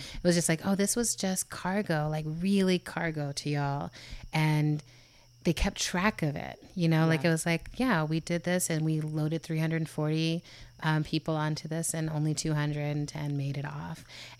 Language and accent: English; Germany; I grew up in Germany and Europe.